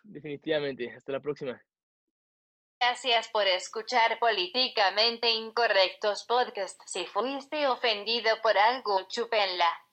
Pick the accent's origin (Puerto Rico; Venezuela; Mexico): Mexico; yo como mexicano